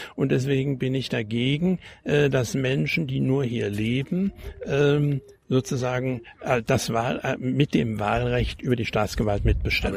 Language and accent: German; GDR, East Germany, Germany; moved away as an adult; also born or lived in Hesse; now in Potsdam, Germany; ich bin als Deutscher nach Deutschland gegangen und nicht als Flüchtling